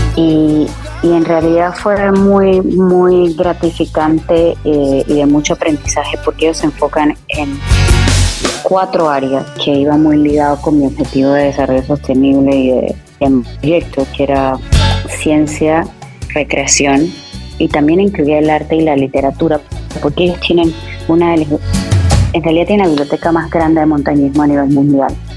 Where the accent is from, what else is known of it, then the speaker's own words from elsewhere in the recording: Panama; de mi país